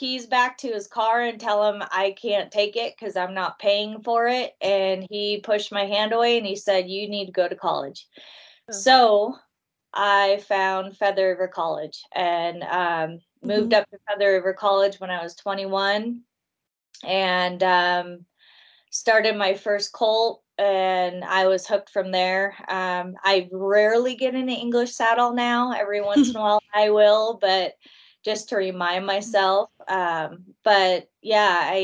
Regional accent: Chicago, Illinois, United States; also born or lived in Hawaii / Redmond, Washington / California; now in Montana, United States; I grew up in Chicago

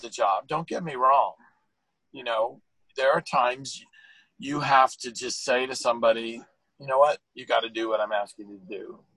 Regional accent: California, United States; now in Virginia, United States; I'm a Californian

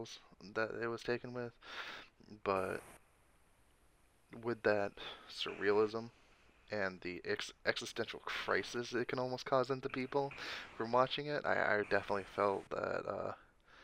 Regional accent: Texas, United States; I'm from Texas

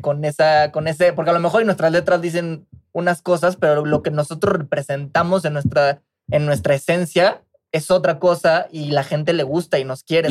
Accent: Mexico; escuchas el trap que nosotros estamos haciendo y escuchas el trap boricua, se escucha completamente la esencia mexicana

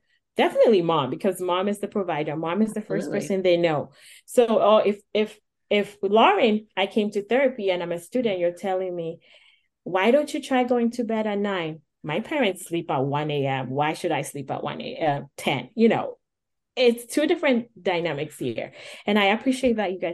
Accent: Ghana; moved away; as a Black woman, I come from Ghana. I was taught at a younger age, you take care of people.

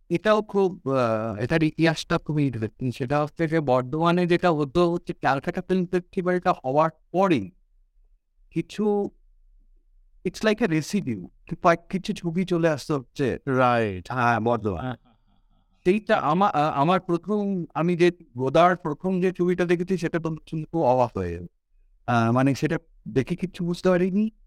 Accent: Durgapur, West Bengal, India; also born or lived in Kolkata; I was born in Calcutta, but uh, the, my Baba uh, চাকরিজীবী ছিলেন দুর্গাপুরে Durgapur industrial টাউনশিপে আমার ওখানে এন্টায়ার বেড়ে ওঠা টিল মিড নাইনটিস

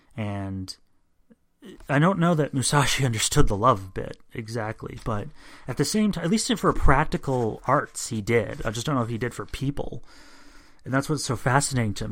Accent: United States; I'm an American

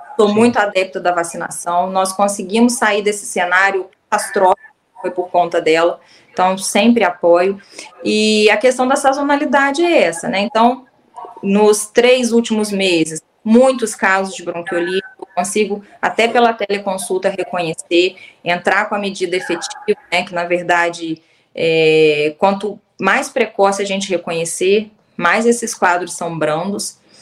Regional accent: Southeast Brazil, Brazil; eu sou do Sudeste

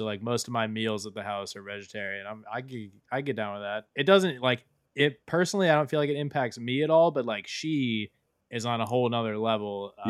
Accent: South Florida, United States; I'm from South Florida

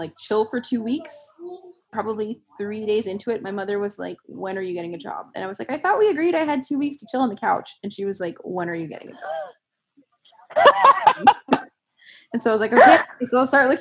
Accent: New York City, New York, United States; now in Pittsburgh, United States; I'm originally from New York City, the Bronx specifically, and I am now in Pittsburgh.

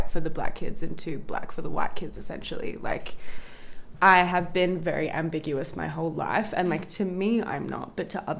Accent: Melbourne, Victoria, Australia; I grew up in a very, very white environment, whether like within my family unit, but with also within like where I grew up in Melbourne. I grew up like in a inner east suburbs, like Hawthorne, Camberwell

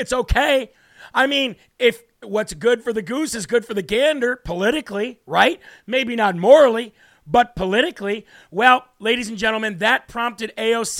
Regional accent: United States; as an American father of five

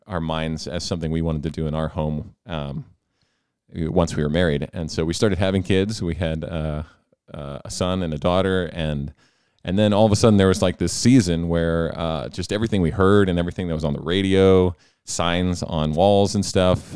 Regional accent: Selinsgrove, Pennsylvania, United States; I grew up in Sealham's Grove, which is right, right down the road, rival of Danville in many ways

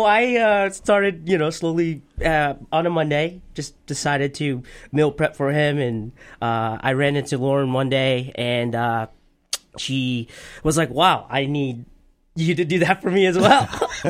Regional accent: Portland, Maine, United States; also born or lived in California; I grew up in California. That's where I was born. Came here when I was 7. Obviously went to Reiki, King Middle, so I kind of know the area. I've been here most of my life, 25 years in Maine.

